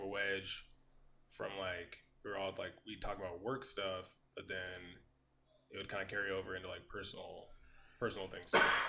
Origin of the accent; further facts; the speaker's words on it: Midwest, United States; also born or lived in Los Angeles; now in Ontario, California, United States; Because we're from the Midwest, so like, everything's pretty much spread out.